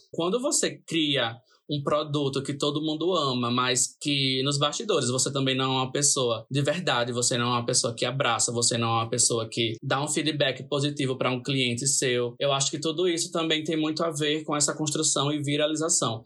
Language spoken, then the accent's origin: Portuguese; Natal, Rio Grande do Norte, Brazil; me perguntam de onde eu sou. Né? Mesmo eu, em todas as publicações eu coloco Natal, Natal, Natal lá em cima, né? na localização